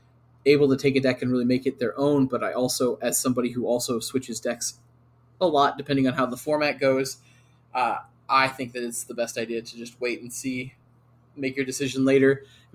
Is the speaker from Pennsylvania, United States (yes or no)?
no; San Antonio, Texas, United States; I'm from San Antonio.